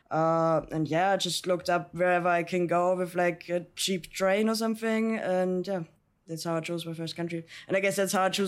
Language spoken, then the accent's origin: English; Austria; I'm from Austria.